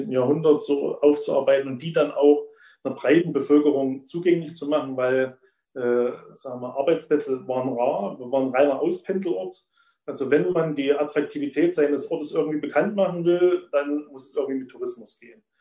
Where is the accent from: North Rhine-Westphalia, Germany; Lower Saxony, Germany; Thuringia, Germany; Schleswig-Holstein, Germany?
Thuringia, Germany; Probstzella; wie in meinem Heimatort Propstella so ziemlich alle Industriearbeitsplätze weggefallen sind